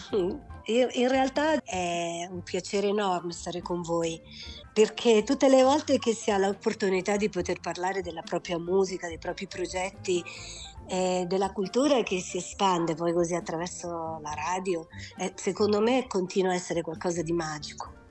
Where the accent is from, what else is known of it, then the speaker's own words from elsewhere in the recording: Pavia, Lombardy, Italy; moved away; also born or lived in Marche; Poi sono cresciuta a Pavia